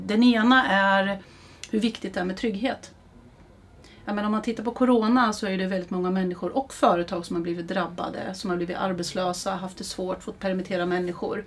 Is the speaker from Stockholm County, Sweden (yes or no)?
no; Eskilstuna, Södermanland, Sweden; also born or lived in Härnösand; är en Eskilstuna-tjej. Eh, vi flyttade ner hit min familj från Härnösand när jag skulle börja ettan